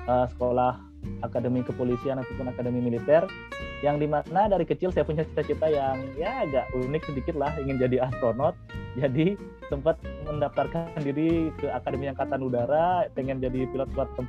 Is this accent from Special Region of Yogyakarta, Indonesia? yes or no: no; Sidan, Bali, Indonesia; Kalau saya kan lahir dan besar di Bali, di sebuah desa bernama Sidan di Kabupaten Gianyar di bisa dibilang di pedalaman Bali gitulah lumayan jauh dari pusat kota pasarnya